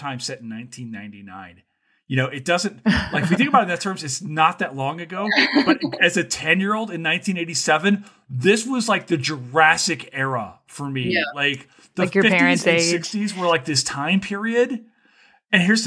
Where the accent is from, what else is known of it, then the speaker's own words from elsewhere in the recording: Western Kentucky, United States; also born or lived in Louisiana; growing up in Western Kentucky